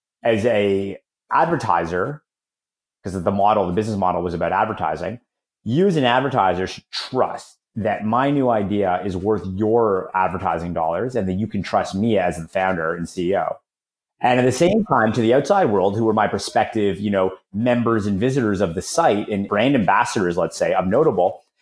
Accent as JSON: {"language": "English", "town": "Toronto", "region": "Ontario", "country": "Canada", "tie": "born or raised there", "also_born_or_lived": "San Francisco / Florida", "moved": "as an adult", "said": "I just moved back to Toronto, my hometown"}